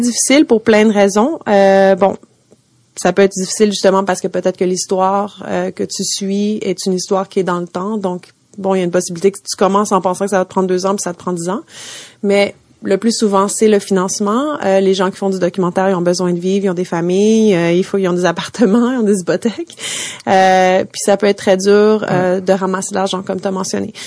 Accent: Montreal, Quebec, Canada; moved away as an adult; now in New York, United States; j'ai grandi à Montréal

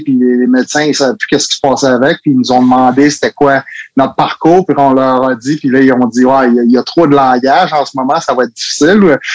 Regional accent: Laval, Quebec, Canada; first language French; suis à Montréal, j'ai grandi à Laval. Fait que ouais, j'ai été entouré par le français seulement.

